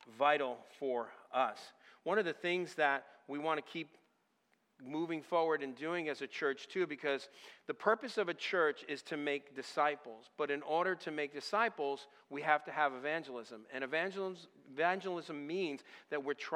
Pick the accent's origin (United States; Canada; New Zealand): United States; Northeast, New England; moved away as an adult; I'm originally from the Northeast area and up even in the New England area